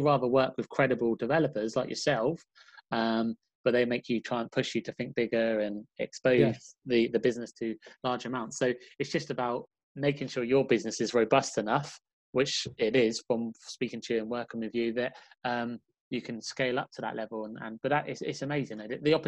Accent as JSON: {"language": "English", "region": "London", "country": "United Kingdom", "said": "I was from London, so that was like, you know, 4 or 5 hour trip away"}